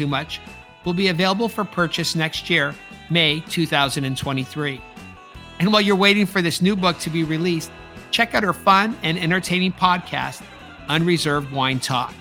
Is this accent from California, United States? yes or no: yes; California, United States; now in London, United Kingdom; California, the Golden State, my home state